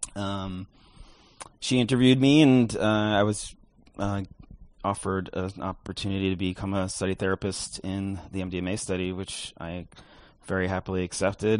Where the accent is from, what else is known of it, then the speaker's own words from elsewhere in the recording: New York, United States; moved away; I'm from New York originally